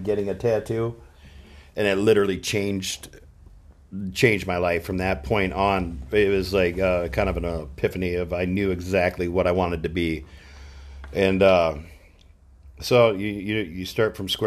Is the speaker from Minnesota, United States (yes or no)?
yes; Mora, Minnesota, United States; moved away as an adult; also born or lived in Austin, Texas / California; I grew up in Mora, about 30 minutes north of my tattoo shop.